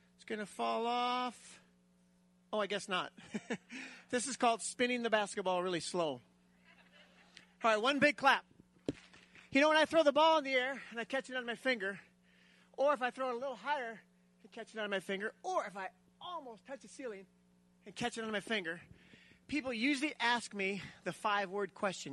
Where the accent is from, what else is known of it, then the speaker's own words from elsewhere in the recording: South Dakota, United States; I grew up in South Dakota. I still live there